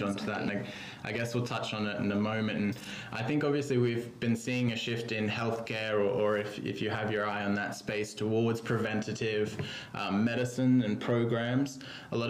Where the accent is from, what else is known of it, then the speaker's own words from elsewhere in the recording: Australia; moved away as an adult; now in London, United Kingdom; I'm an Australian, but have been living in London for 8 years now.